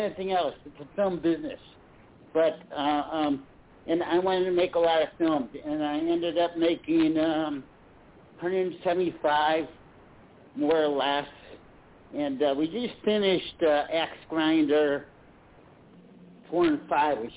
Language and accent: English; Chicago, Illinois, United States; now in Los Angeles, United States; I'm originally from Chicago. I live in the Los Angeles area now